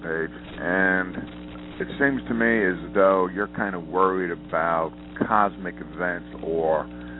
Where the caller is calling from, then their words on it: Montana, United States; I'm Montana.